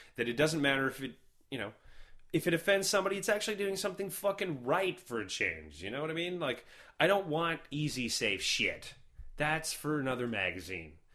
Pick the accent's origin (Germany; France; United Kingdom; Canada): Canada; as a Canadian